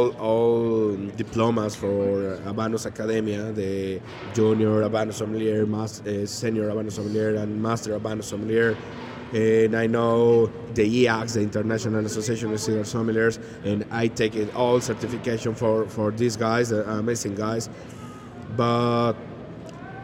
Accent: Guadalajara, Jalisco, Mexico; English is a second language; I'm from Guadalajara, Jalisco, the land of tequila and mariachis.

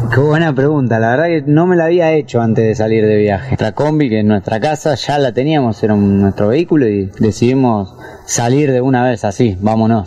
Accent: Argentina; moved away as an adult; now in Santander, Colombia; de Argentina

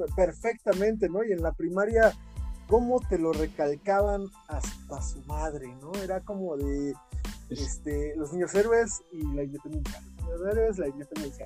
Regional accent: Mexico; todos nosotros los mexicanos

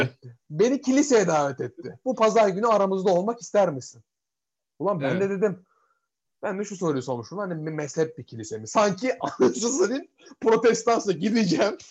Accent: Turkey; moved away as an adult; now in Edinburgh, United Kingdom; ben Türk'üm

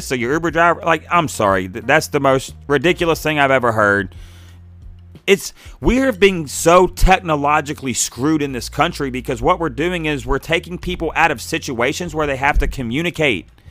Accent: Pittsburgh, Pennsylvania, United States; moved away; also born or lived in Cleveland; I grew up in Pittsburgh

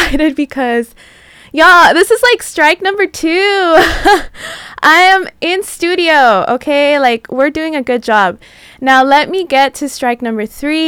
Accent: San Diego, California, United States; moved away as an adult; now in Los Angeles, United States; I'm not from LA. I'm from San Diego. So I've been out here for about 4 years

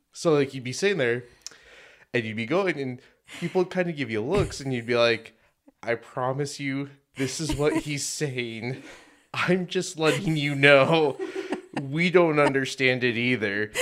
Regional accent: Denver, Colorado, United States; now in Utah, United States; From Denver originally

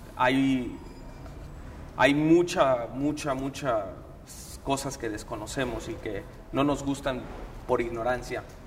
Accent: Mexico; Yo siempre me he sentido muy orgulloso de ser mexicano

